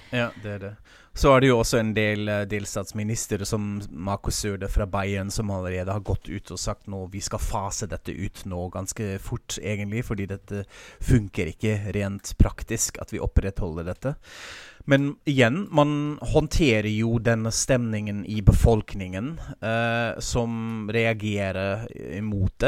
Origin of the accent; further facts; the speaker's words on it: Frankfurt, Hesse, Germany; moved away; min hjemby Frankfurt